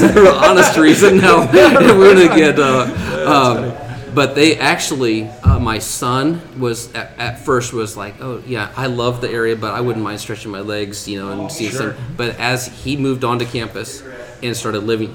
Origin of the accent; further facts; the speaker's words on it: Silver Lake, Indiana, United States; moved away as an adult; also born or lived in Fort Wayne, Indiana; now in Warsaw, United States; lived in Silver Lake, which is south of where we're at, about 10-15 miles, and grew up there my whole life.